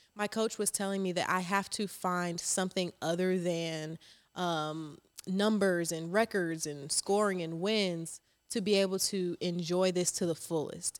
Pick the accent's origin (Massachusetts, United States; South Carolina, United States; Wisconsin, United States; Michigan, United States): South Carolina, United States; Charleston; also born or lived in Rock Hill, South Carolina; I am from Charleston, South Carolina. I claimed Charleston 'cause I moved there when I was seven